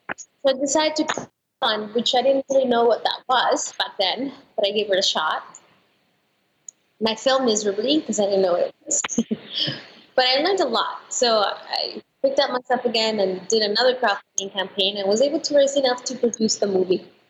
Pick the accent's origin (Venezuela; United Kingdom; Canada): Venezuela; also born or lived in Colorado, United States; now in United States; I'm from Venezuela, so that's where I started acting when I was really, really young.